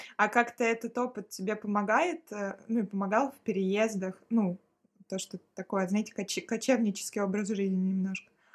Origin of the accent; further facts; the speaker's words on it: Central Russia, Russia; moved away; also born or lived in Saint Petersburg; я из Центральной России